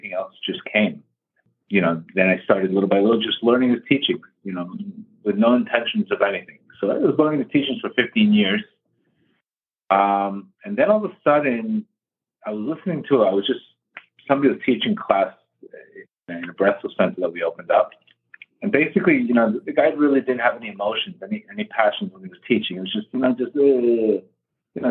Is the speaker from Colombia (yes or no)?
yes; Colombia; also born or lived in South Florida; now in Florida, United States; I was born in Colombia